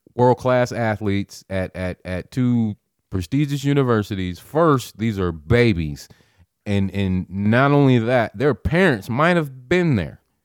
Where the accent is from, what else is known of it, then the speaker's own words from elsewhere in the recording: Nebraska, United States; I'm from Nebraska, born and raised